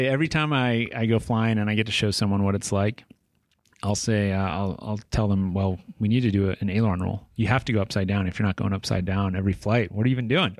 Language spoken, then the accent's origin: English; Tucson, Arizona, United States; moved away as an adult; it's my hometown